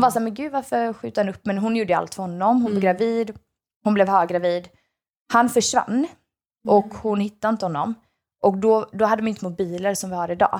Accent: Sweden; first language Swedish; jag är ju heljugge egentligen. Mm. Alltså jag är egentligen inte svensk. Mm. Uh, förutom att jag är såklart född där

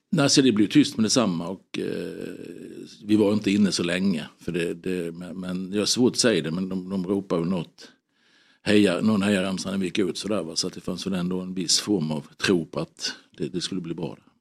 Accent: Sweden; som svensk alltså medborgare

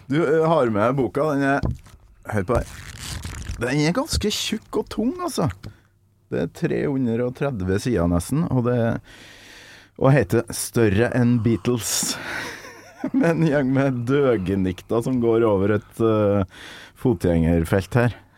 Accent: Trøndelag, Norway; moved away; når jeg er hjemme i Trøndelag

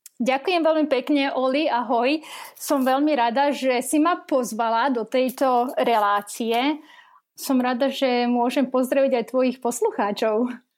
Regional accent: Dolné Dubové, Trnava Region, Slovakia; moved away as an adult; also born or lived in Topoľčany / Bratislava; now in New Jersey, United States; Narodená v Topolčanoch, takže žochárka ale vyrastala som e, v Dolnom Dubovom, čo je malá dedinka pri Trnave a tam som vlastne strávila detstvo aj vyrastala.

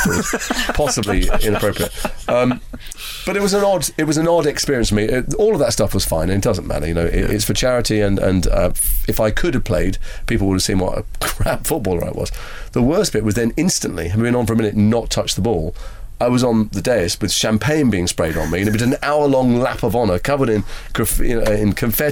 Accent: Liverpool, North West England, United Kingdom; moved away; I grew up in Liverpool

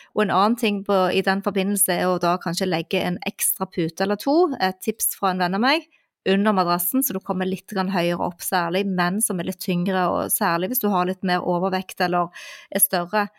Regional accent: Stavanger, Rogaland, Norway; now in Oslo, Norway; min hjemby Stavanger

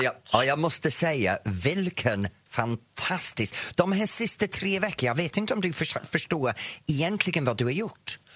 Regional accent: England, United Kingdom; Swedish is a second language; now in Sweden; Jag växte upp med Eurovision i England

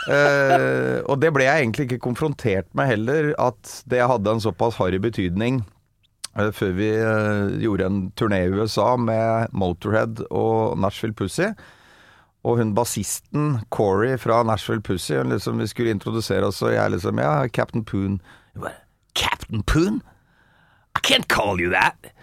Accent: Bærum, Akershus, Norway; så er jeg fra Bærum, egentlig. Hosle i Bærum.

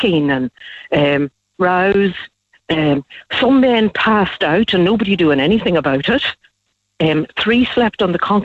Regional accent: Fermanagh, Northern Ireland, United Kingdom; now in Laois, Ireland; I'm from Fermanagh, but we were coming from Laois

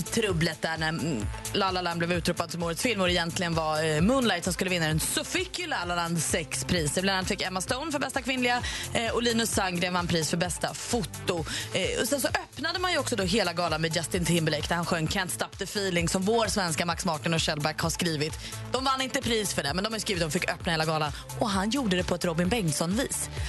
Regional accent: Varberg, Halland County, Sweden; Jag är själv från Varberg.

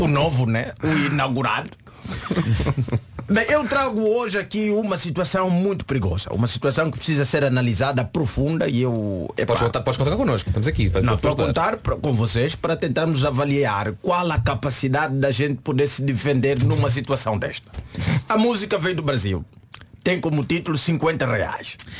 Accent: Angola; moved away; Angola, nos meus tempos, nós não falávamos propriamente inglês.

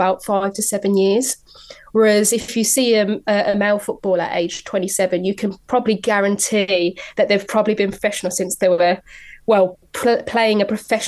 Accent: Birmingham, West Midlands, United Kingdom; There's a big Irish community in Birmingham where I grew up

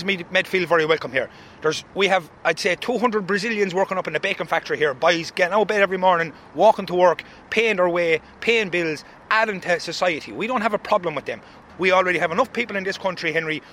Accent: Roscrea, Munster, Ireland; I'm from Roscrea.

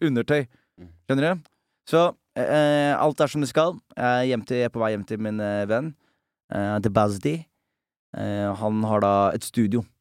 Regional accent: Norway; jeg er fra Norge

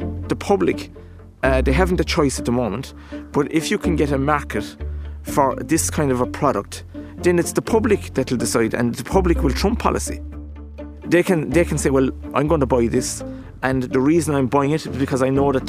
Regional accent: Ireland; as Irish farmers.

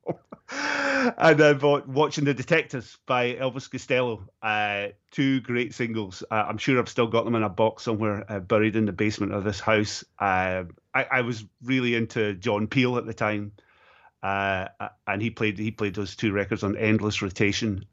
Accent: Stirling, Scotland, United Kingdom; my hometown of Stirling in Scotland

